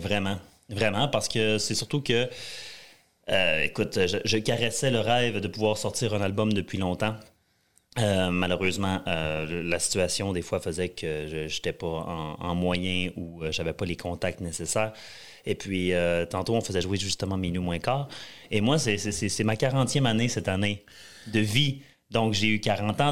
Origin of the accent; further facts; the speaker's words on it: Jonquière, Quebec, Canada; moved away as an adult; also born or lived in Western Canada; j'ai grandi à Jonquière, au Saguenay